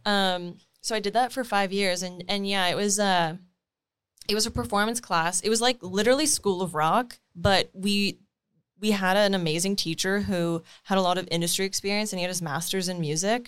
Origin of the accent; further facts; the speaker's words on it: Timmins, Ontario, Canada; moved away; grew up in Timmins.